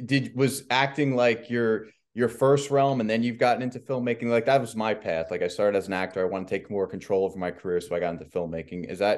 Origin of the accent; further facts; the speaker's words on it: New Jersey, United States; growing up in Jersey